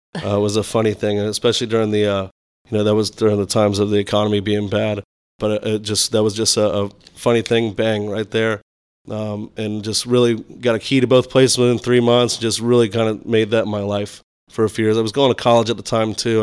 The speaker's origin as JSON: {"language": "English", "region": "Florida", "country": "United States", "tie": "born or raised there", "said": "growing up in Florida"}